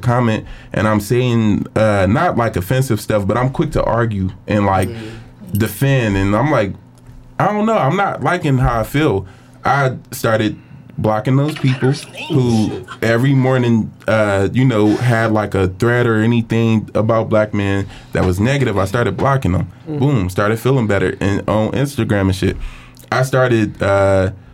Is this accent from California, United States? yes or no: no; Cleveland, Ohio, United States; I'm from Cleveland.